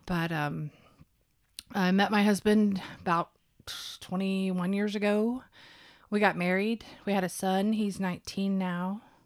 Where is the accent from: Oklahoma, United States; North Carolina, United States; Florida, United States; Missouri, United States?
Oklahoma, United States; Bixby; also born or lived in Muskogee, Oklahoma; I was actually born in Muskogee, but I grew up in Bixby.